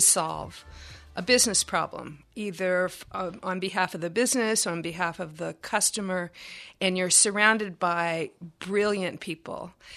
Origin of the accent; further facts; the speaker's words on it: Texas, United States; I'm from Texas